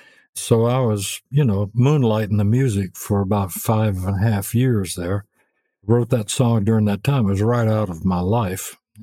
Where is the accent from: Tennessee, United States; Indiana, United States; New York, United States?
Tennessee, United States; Memphis; also born or lived in Arkansas / Beaumont, Texas; I was born in Arkansas, but I grew up in Memphis.